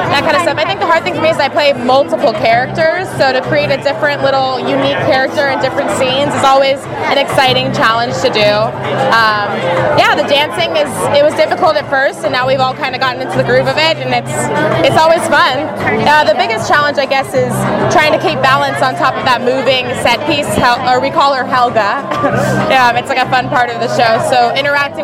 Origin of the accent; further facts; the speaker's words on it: Los Angeles, California, United States; I grew up in Los Angeles.